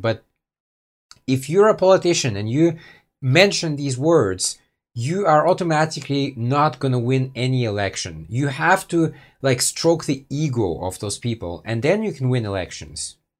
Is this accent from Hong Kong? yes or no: no; United States; I was born in the States too